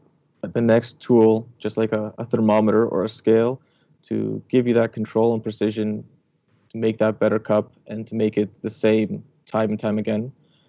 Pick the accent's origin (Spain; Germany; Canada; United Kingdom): Canada; I was growing up in Canada